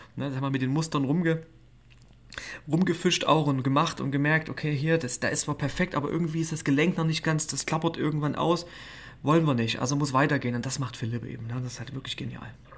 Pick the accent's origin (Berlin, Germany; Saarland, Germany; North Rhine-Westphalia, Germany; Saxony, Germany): Saxony, Germany; Schneeberg; ich bin in Schneeberg groß geworden